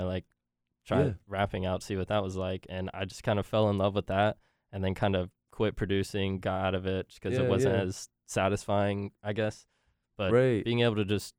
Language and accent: English; Burlington, North Carolina, United States; also born or lived in Graham, North Carolina; now in Raleigh, United States; I come from Burlington, North Carolina, a super small town near Elon